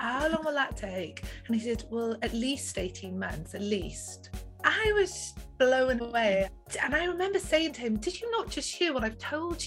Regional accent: South Wales, United Kingdom; I grew up in South Wales in a little village near the Gower Peninsula

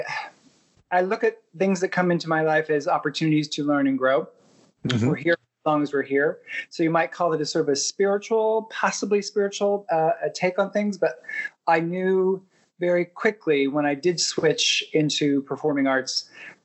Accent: Kentucky, United States; moved away; also born or lived in St. Louis; Kentucky was my home state

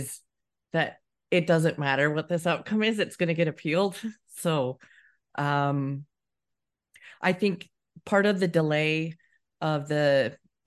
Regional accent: United States; now in United Kingdom; as an American

